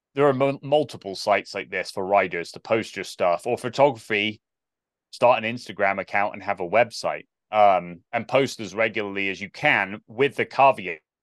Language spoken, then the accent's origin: English; South West England, United Kingdom; moved away as an adult; also born or lived in Olathe, Kansas; growing up in Southwest England, I have no context for this, like small English village